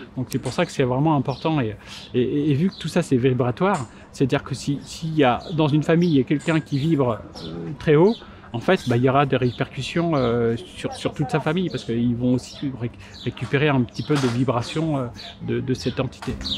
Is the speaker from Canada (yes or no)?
no; Martinique; je suis martiniquais